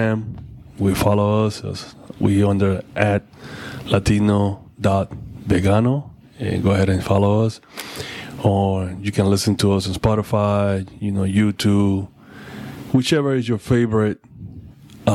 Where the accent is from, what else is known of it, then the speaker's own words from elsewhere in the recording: Panama; moved away; I was born in Panama